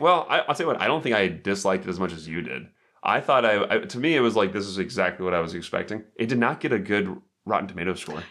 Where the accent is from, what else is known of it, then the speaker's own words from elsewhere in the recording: United States; I'm American